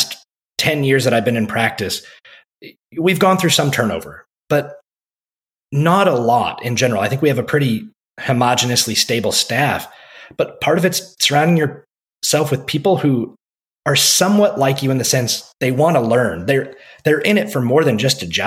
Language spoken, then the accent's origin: English; Iowa, United States; moved away as an adult; also born or lived in Texas; now in Keller, United States; my home state of Iowa